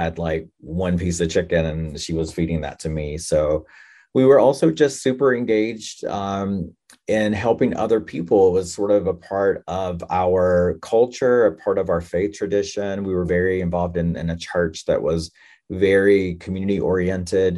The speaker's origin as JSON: {"language": "English", "region": "North Carolina", "country": "United States", "tie": "born or raised there", "said": "I am Native American, enrolled in the Lumbee tribe in North Carolina. And I grew up there"}